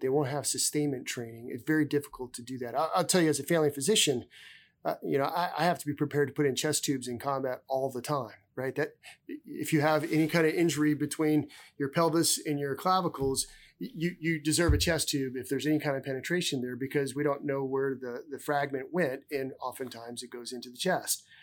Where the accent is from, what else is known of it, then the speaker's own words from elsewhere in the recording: South Dakota, United States; moved away as an adult; I come from South Dakota. I'm a native South Dakotan, um, uh, born and raised there